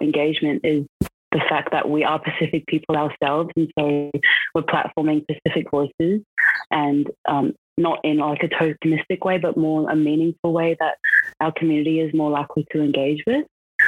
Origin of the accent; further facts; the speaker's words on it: Brisbane, Queensland, Australia; also born or lived in South Auckland, New Zealand; now in Canberra, Australia; so I was born in South Auckland, New Zealand, and I moved over to Brisbane when I was about 3 years old, so basically grown up in Australia. And currently today I'm based in Canberra